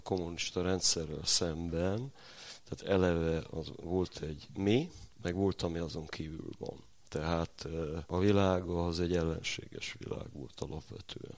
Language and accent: Hungarian; Hungary; falusi vagyok